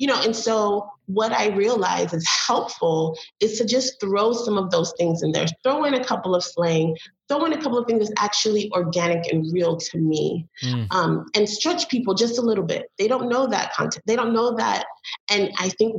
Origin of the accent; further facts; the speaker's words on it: Belize; now in United States; I'm from Belize